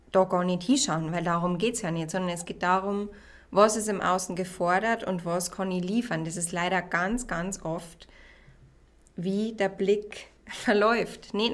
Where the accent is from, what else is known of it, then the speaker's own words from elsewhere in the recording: Regensburg, Bavaria, Germany; ich bin 29 und ich komme aus Regensburg.